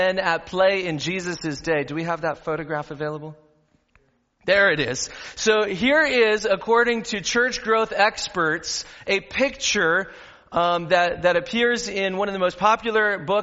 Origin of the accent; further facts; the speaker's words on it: Southern California, United States; I grew up in Southern California